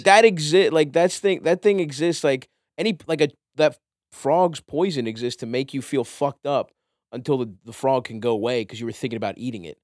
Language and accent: English; Baltimore, Maryland, United States; I grew up in Baltimore.